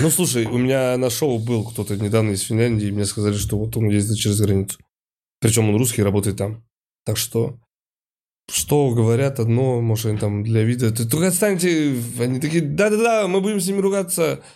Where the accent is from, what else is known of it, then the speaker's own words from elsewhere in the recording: Saint Petersburg, Russia; я из Питера и постоянно вижу вот это вот эти фотографии, что вот у нас северное сияние здесь